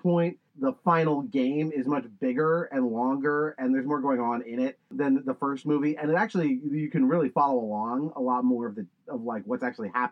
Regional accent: Orange County, California, United States; I'm from Orange County, California.

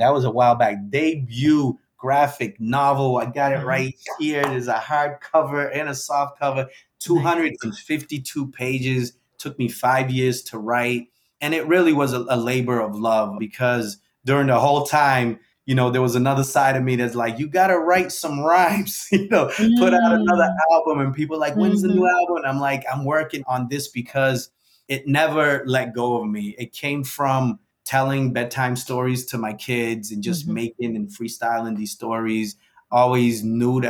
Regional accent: New Bedford, Massachusetts, United States; I was from New Bedford and not New York

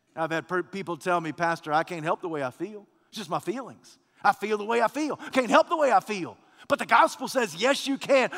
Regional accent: United States; I'm a man, I'm a preacher, I'm an American

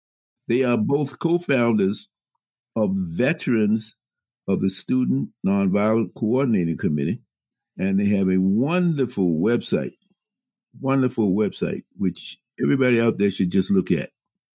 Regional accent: Richmond, Virginia, United States; I was growing up in Richmond, Virginia.

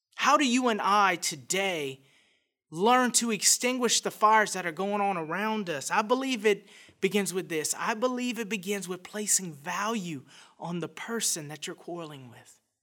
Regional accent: Scott, Louisiana, United States; I was raised in a little town outside Lafayette, Louisiana called Scott

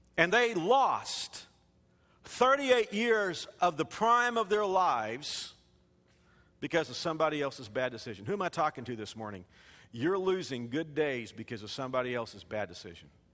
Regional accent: Fort Worth, Texas, United States; the skyline of Fort Worth, my hometown

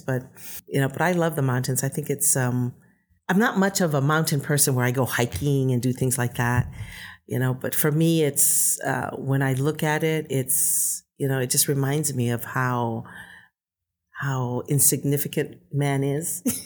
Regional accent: Bay Area, California, United States; moved away as an adult; also born or lived in Tonga / Hawaii; now in Utah, United States; I basically grew up in the Bay Area

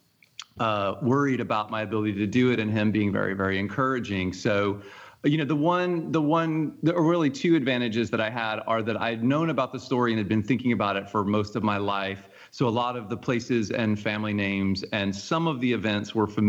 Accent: Forsyth County, Georgia, United States; moved away; I grew up in Forsyth County. My parents moved there in 1977 when I was 7 years old

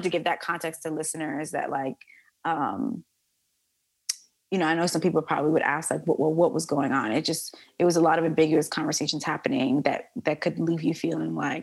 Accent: New York City, New York, United States; this girl born and raised in the Bronx

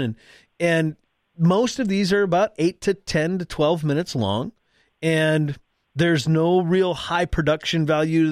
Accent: North Dakota, United States; I'm from North Dakota. For those that, again, that, those that don't know, I live in North Dakota

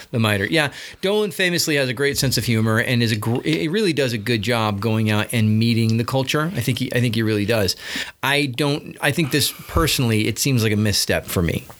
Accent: United States; us as American citizens

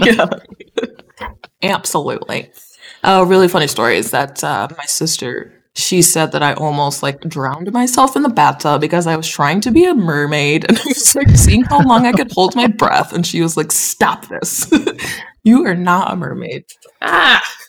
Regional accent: Big Rapids, Michigan, United States; I definitely loved growing up in Big Rapids.

